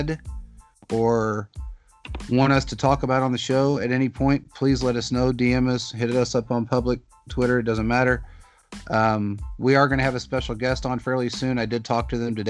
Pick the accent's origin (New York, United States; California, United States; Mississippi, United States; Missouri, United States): Missouri, United States; Kansas City; moved away; I grew up in Kansas City. I lived there my entire life. Up until 7 years ago, I grew up in the Northeast area, North End, Northeast area, 17 years of it